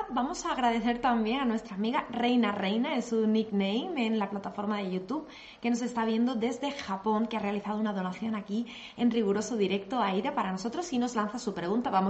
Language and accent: Spanish; Colombia; Soy de Colombia